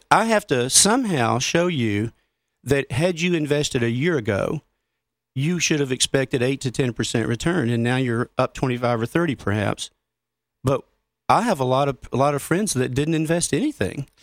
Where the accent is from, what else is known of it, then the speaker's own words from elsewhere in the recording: Grand Junction, Colorado, United States; my hometown of Grand Junction